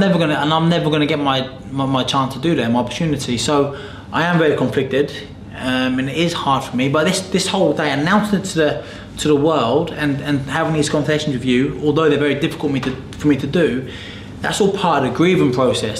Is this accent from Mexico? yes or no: no; United Kingdom; as British people